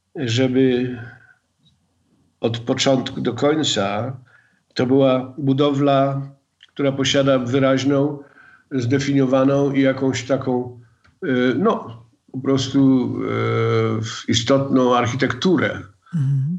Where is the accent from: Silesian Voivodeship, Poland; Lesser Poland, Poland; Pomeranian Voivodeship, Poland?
Silesian Voivodeship, Poland; Gliwice; ja jestem z Gliwic. E, e, I wychowałem się w zupełnie innej tradycji